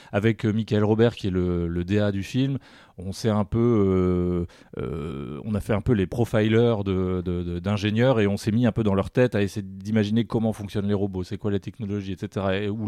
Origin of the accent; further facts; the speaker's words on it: Paris, Île-de-France, France; Bon, je suis parisien, je précise.